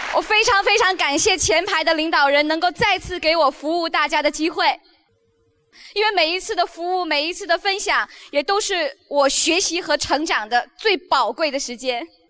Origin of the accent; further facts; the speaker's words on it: Beijing, China; 我来自中国，出生在北京，成长在北京